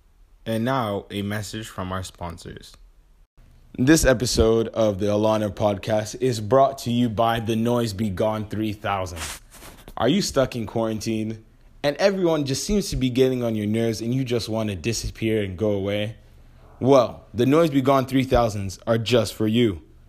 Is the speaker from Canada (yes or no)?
no; DR Congo; You know, I'm from Congo, and we mine a specific mineral that is used in phones.